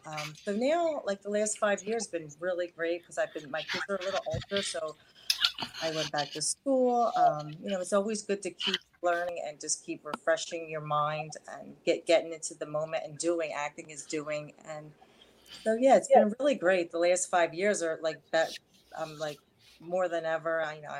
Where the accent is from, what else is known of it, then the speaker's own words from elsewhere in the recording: Memphis, Tennessee, United States; also born or lived in Savannah / Seattle / San Francisco; So I moved to Seattle, San Francisco, but I grew up in Memphis, and I lived in Savannah for a little bit. So my accent could be a little bit mixed